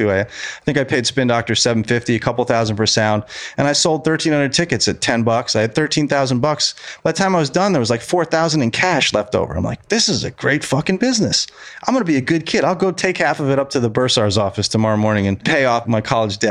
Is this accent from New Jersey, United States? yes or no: no; Monticello, New York, United States; Monticello, where I grew up